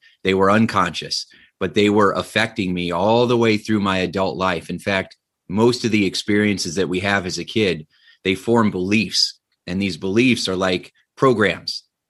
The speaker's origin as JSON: {"language": "English", "region": "Indiana", "country": "United States", "tie": "born or raised there", "said": "So I grew up in Northern Indiana. My dad was an electrician at a steel mill"}